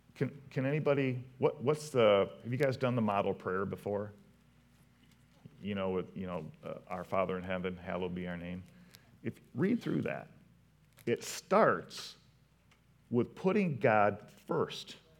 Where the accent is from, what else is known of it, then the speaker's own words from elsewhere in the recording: Potterville, Michigan, United States; I'm from Potterville